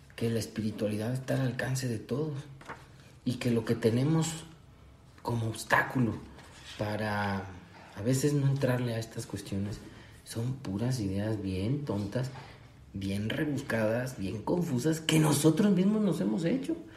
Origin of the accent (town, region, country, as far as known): Mexico